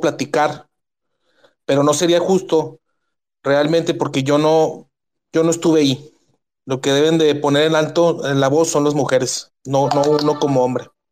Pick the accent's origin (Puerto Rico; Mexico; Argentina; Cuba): Mexico; Ciudad Juárez, Chihuahua; Yo soy de Ciudad Juárez, Chihuahua, la ciudad más violenta